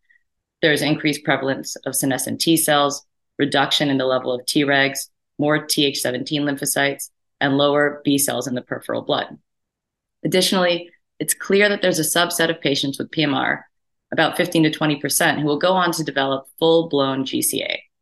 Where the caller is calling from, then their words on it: Chicago, Illinois, United States; and I'm talking now from Chicago, Illinois.